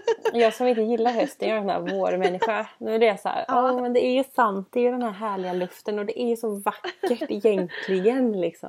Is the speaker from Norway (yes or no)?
no; Gothenburg, Västra Götaland, Sweden; både du och jag är från Göteborg